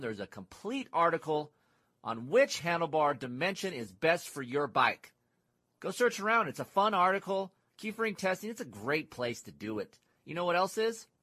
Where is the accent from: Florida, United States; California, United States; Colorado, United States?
California, United States; we're from California